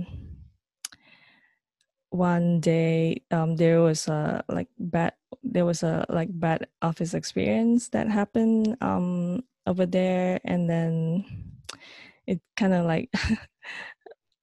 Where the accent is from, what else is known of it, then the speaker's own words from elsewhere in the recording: Malaysia; moved away as an adult; now in New York, United States; So I'm originally from Malaysia, and I moved to New York in 2009.